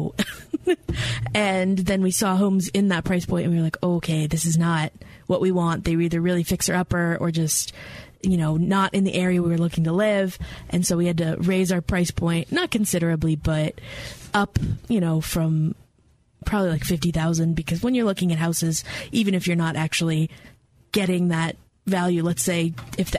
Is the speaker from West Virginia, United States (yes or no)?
yes; West Virginia, United States; moved away as an adult; also born or lived in Lexington, Kentucky; now in Hendersonville, United States; I grew up in West Virginia. I grew up in the only state that is entirely within Appalachia.